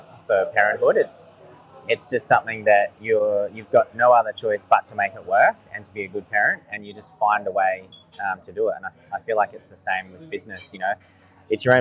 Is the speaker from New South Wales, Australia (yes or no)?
no; Sunshine Coast, Queensland, Australia; I was born down here on the Sunshine Coast, on Cubby Cubby Country